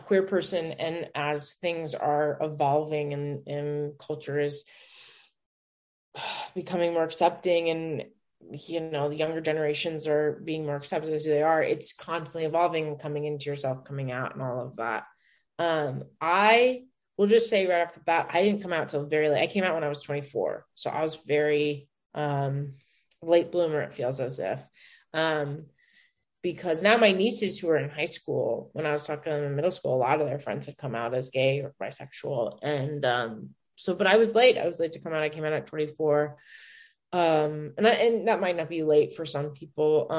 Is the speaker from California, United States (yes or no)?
no; Denver, Colorado, United States; moved away as an adult; also born or lived in New York; now in Los Angeles, United States; I'm from Denver